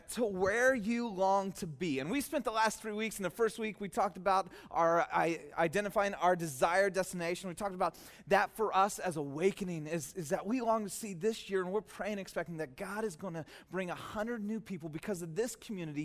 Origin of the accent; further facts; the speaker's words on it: Soquel, California, United States; I grew up in SoCal, just over the hill from here